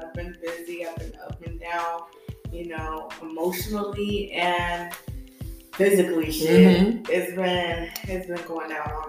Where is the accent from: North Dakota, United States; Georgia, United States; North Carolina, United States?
North Carolina, United States; now in Florida, United States; I'm not from Florida. I grew up in North Carolina.